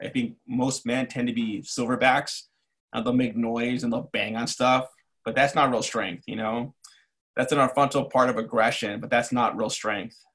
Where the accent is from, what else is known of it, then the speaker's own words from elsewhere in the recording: Los Angeles, California, United States; moved away as an adult; also born or lived in New York City / Chicago; now in Cleveland, United States; I grew up in East